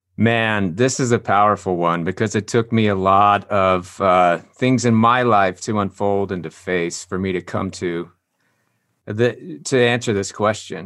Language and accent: English; Longmont, Colorado, United States; moved away as an adult; also born or lived in Wheat Ridge, Colorado / Arvada, Colorado; I was born in Wheat Ridge, Colorado. Then we, I grew up in Arvada until I was five, then moved to Longmont. And then that's, uh, where I graduated high school